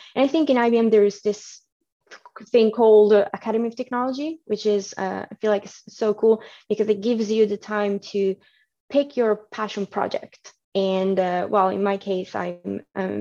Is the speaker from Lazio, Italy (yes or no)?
no; Milan, Lombardy, Italy; moved away as an adult; now in United Kingdom; I was born and raised in Milano, so Italy.